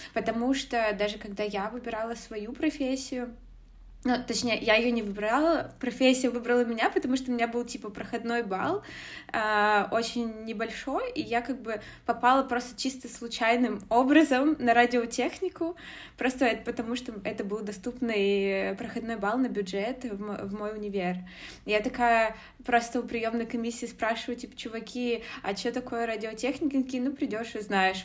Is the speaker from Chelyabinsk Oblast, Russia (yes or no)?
yes; Zlatoust, Chelyabinsk Oblast, Russia; moved away as an adult; also born or lived in Moscow, Russia; now in Germany; я родом из, э, города Златоуста, Челябинской области, из России